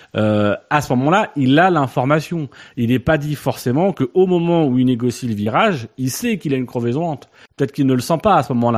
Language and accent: French; France; nous en tant que Français